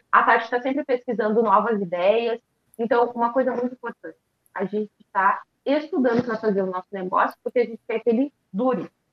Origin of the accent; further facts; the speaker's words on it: Porto Alegre, Rio Grande do Sul, Brazil; que somos de Porto Alegre